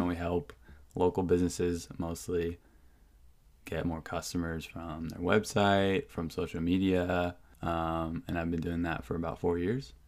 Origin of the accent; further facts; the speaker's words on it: Whidbey Island, Washington, United States; also born or lived in Seattle, Washington / Bainbridge Island, Washington; grew up on Whidbey Island